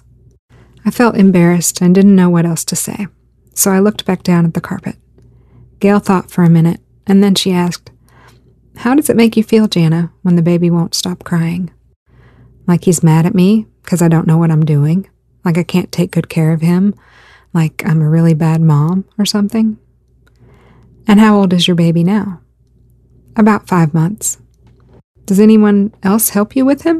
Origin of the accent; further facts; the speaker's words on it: the South, United States; I grew up in the South, and I was a preacher's daughter